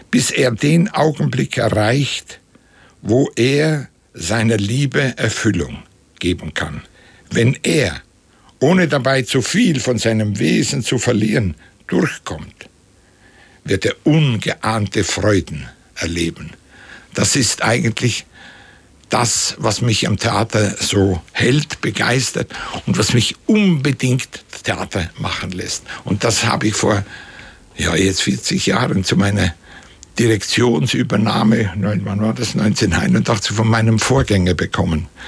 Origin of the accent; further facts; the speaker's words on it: Kaltbrunn, St. Gallen, Switzerland; Und da gab es damals in, der, in, dem Dorf, wo ich aufgewachsen bin, Kaltbrunn hat das geheißen. Heißt heute noch.